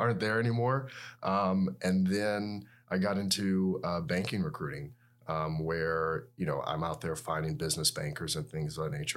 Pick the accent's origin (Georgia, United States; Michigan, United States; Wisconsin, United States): Georgia, United States; Atlanta; moved away as an adult; also born or lived in Tuscaloosa, Alabama / Seattle, Washington / Birmingham, Alabama; I grew up in Atlanta, Georgia